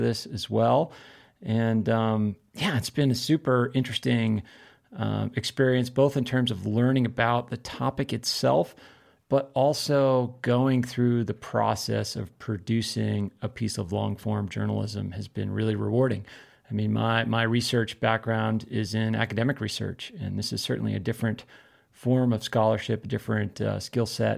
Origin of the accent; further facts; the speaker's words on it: East Coast, United States; moved away as an adult; now in Missoula, United States; growing up on the East Coast